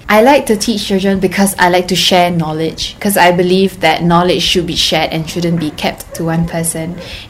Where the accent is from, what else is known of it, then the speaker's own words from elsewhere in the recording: Singapore; I'm from Singapore. I'm a university student.